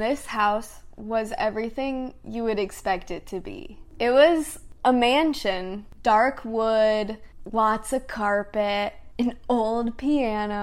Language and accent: English; Indiana, United States; I grew up in Indiana